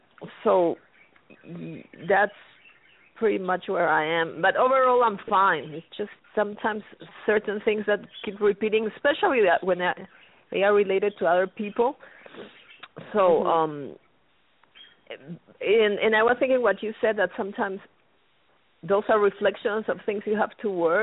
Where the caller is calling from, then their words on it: New Mexico, United States; New Mexico.